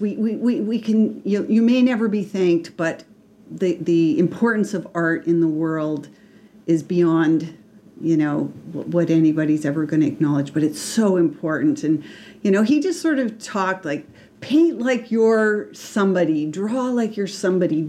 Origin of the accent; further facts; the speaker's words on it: Ottawa, Ontario, Canada; also born or lived in Sarnia, Ontario / Toronto; now in Peterborough, Canada; I'm from Sarnia, Ontario, which I lived at till I was five, so not very long. I grew up in Ottawa.